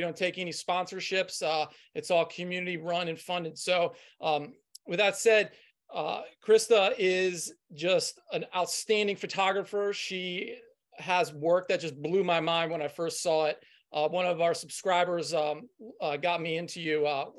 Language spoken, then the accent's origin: English; Washington, District of Columbia, United States; I'm from Washington DC originally, so Ocean City was my home beach growing up.